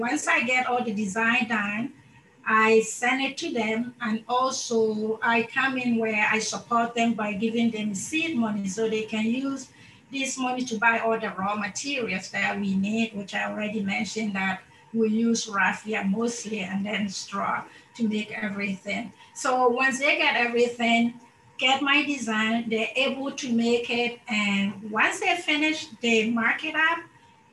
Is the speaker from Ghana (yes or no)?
yes; Ghana; moved away; also born or lived in Madagascar; I come from Ghana, and so I moved to Madagascar, and I lived there for over 19 years